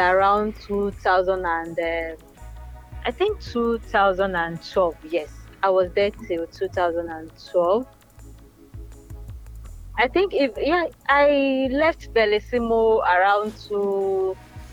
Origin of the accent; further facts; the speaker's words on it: Lagos, Nigeria; now in Dubai, United Arab Emirates; I was born and brought up in Lagos, Nigeria